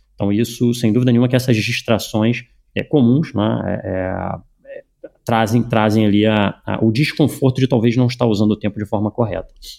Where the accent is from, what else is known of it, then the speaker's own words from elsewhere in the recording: Rio de Janeiro, Brazil; Eu nasci no Brasil, nasci no Rio de Janeiro